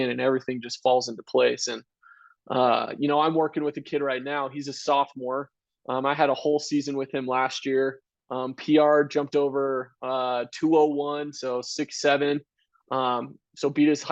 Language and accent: English; Vancouver, Washington, United States; moved away; also born or lived in Utah; I grew up in Vancouver, Washington